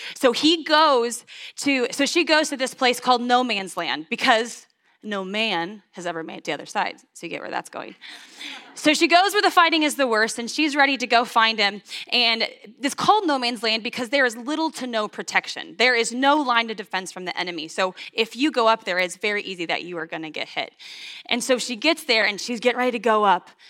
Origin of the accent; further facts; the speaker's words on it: St. Joseph, Missouri, United States; also born or lived in Washington, Missouri; I was born in St. Joseph, Missouri